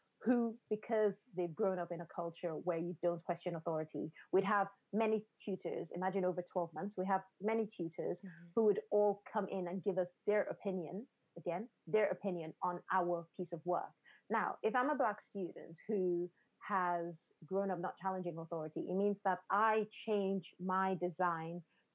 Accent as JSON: {"language": "English", "country": "Nigeria", "tie": "born or raised there", "said": "I grew up in a culture. I grew up in Nigeria."}